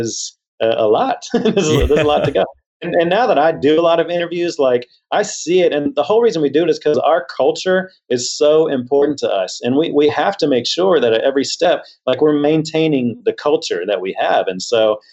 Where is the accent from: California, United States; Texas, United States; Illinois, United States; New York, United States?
Texas, United States; Houston; I grew up in Texas. I grew up down in Houston